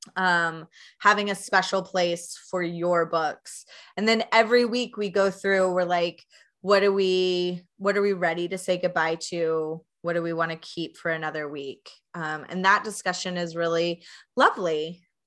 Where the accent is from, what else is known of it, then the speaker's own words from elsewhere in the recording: Knoxville, Tennessee, United States; now in Chicago, United States; I'm originally from Knoxville, Tennessee